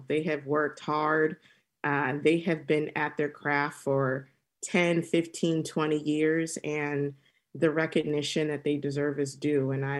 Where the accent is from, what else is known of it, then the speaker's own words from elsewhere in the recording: Temecula, California, United States; I grew up in Temecula, and through my exploration of traveling and in my professional journey, I've been drinking a lot of wine.